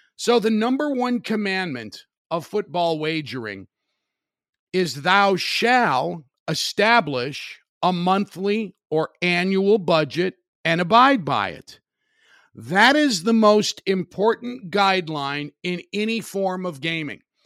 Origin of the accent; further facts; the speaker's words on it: Highland, Indiana, United States; Wicker Park in Highland, Indiana, my hometown.